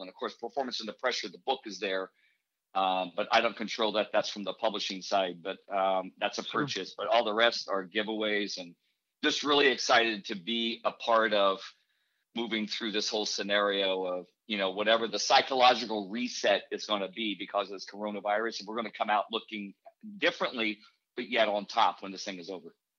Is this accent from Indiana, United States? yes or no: yes; Indianapolis, Indiana, United States; I grew up in Indianapolis by the Motor Speedway